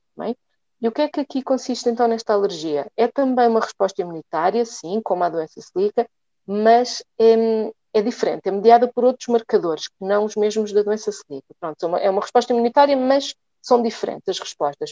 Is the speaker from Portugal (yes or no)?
yes; Lisbon, Portugal; sou natural de, de Lisboa